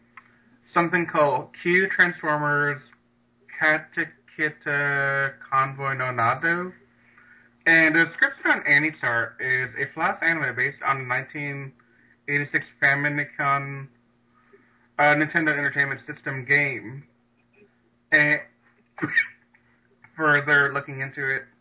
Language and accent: English; Louisiana, United States; I'm from Louisiana